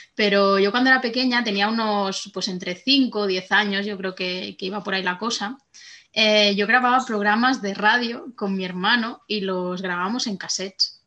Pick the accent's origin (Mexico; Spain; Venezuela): Spain; Barcelona, Catalonia; moved away as an adult; now in France; me había mudado a Francia, yo soy de Barcelona